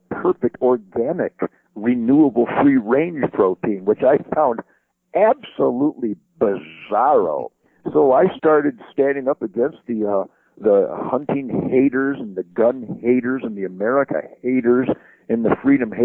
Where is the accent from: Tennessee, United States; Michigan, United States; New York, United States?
Michigan, United States; Detroit; because I'm from Detroit. I was born in Detroit